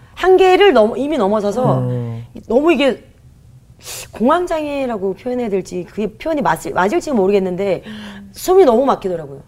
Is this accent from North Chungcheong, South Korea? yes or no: no; Gunsan, North Jeolla, South Korea; now in Seoul, South Korea; 제가 원래 군산 출신이거든요.